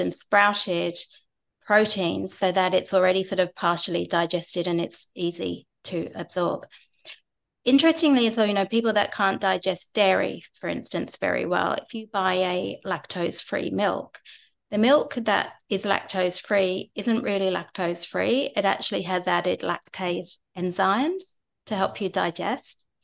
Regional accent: England, United Kingdom; I'm English

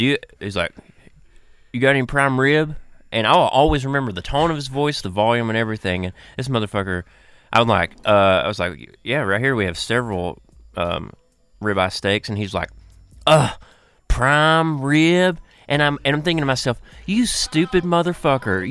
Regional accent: Appalachia, United States; accent: Appalachian; Being an Appalachian person and having somewhat of an accent

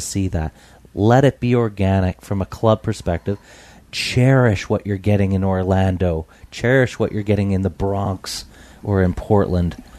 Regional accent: British Columbia, Canada; us growing up in Tawas in British Columbia

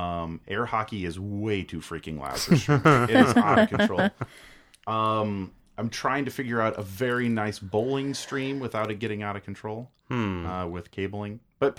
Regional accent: United States; I'm an American.

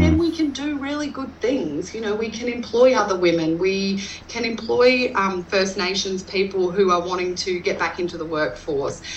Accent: north of Roma, Western Queensland, Australia; now in Goondiwindi, Australia; I grew up in Western Queensland, um, north of Roma, uh, on my family's um, grazing property.

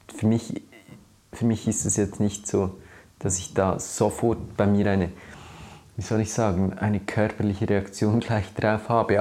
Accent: Switzerland; was ich bin oder äh, als Schweizer

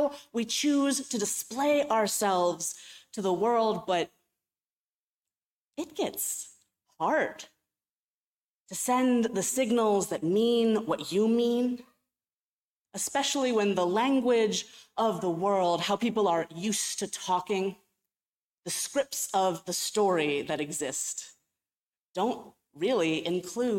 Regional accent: Cleveland, Ohio, United States; moved away as an adult; also born or lived in California; I was from Cleveland. I had grown up in the Midwest

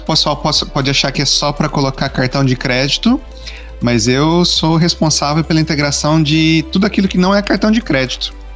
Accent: Maringá, Paraná, Brazil; now in United States; sou natural, nascido e criado aí de, em Maringá, Paraná

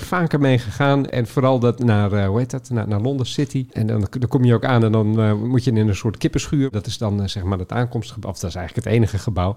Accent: Haren, Groningen, Netherlands; moved away; Haren, waar ik vandaan kom oorspronkelijk. Groningenwijk geboren ben overigens.

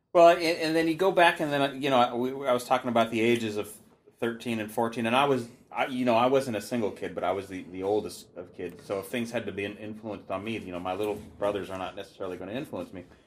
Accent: Seattle, Washington, United States; now in Olympia, United States; growing up in Seattle

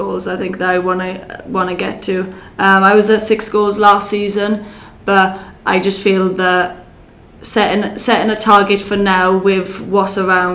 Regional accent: Welsh, Wales, United Kingdom; I'm Welsh as well

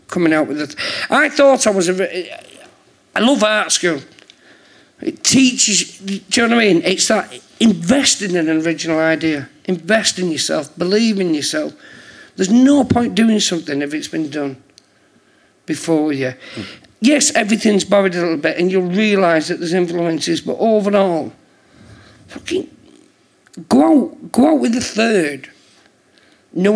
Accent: St Helens, North West England, United Kingdom; moved away as an adult; also born or lived in London; I'm from St. Helens.

